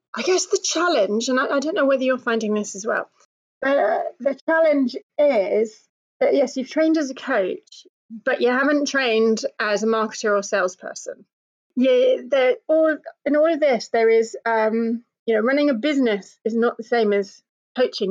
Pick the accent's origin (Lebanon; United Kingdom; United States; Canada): United Kingdom; being British and coming from a certain kind of family